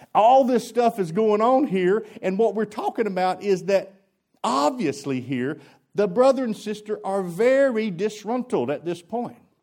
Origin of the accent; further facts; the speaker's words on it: United States; I'm an American